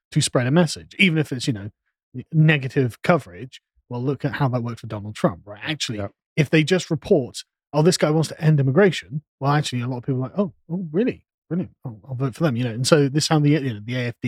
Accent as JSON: {"language": "English", "region": "England", "country": "United Kingdom", "said": "as an Englishman"}